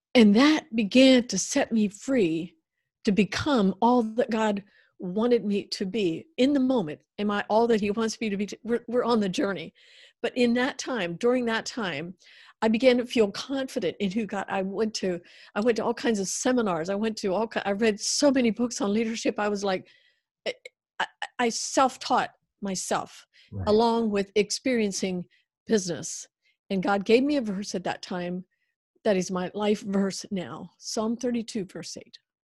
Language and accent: English; United States; I grew up in the Amish uh, background uh, culture, and uh, then eventually Amish Mennonite or Black Car Amish